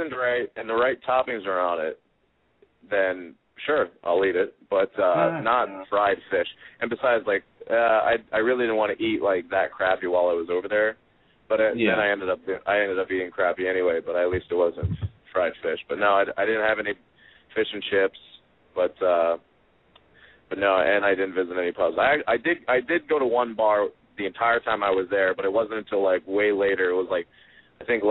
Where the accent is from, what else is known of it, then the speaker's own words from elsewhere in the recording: United States; I'm American